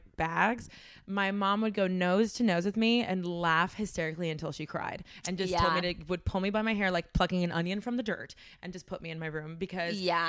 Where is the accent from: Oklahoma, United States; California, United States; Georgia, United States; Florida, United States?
Florida, United States; Miami; Let me tell you, I'm from Miami.